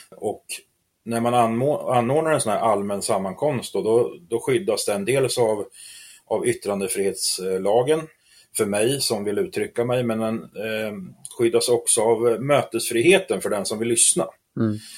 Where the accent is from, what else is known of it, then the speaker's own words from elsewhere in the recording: Askersund, Örebro County, Sweden; jag är uppväxt här i Askersund